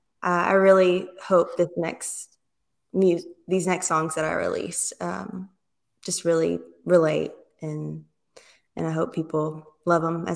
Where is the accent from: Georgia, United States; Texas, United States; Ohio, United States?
Texas, United States; Galveston; I grew up in the Gulf Coast around Galveston